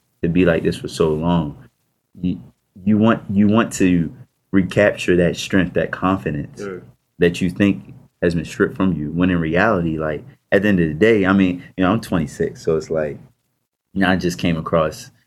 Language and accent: English; Baltimore, Maryland, United States; I grew up in Baltimore